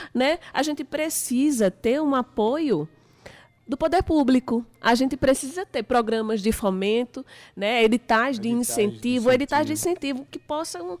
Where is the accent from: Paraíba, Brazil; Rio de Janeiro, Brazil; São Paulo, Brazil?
Paraíba, Brazil; eu sou da Paraíba, eu sou paraibana